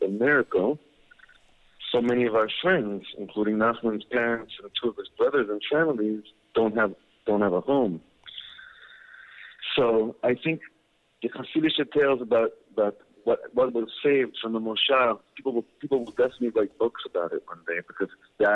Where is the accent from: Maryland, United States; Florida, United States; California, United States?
California, United States; Los Angeles; I'm from Los Angeles, so I grew up in going to Universal Studios a lot